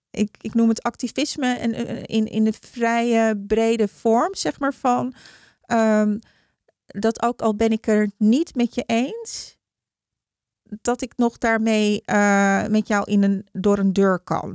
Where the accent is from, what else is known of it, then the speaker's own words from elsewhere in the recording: Heemstede, North Holland, Netherlands; also born or lived in Haarlem; ik kom uit Heemstede.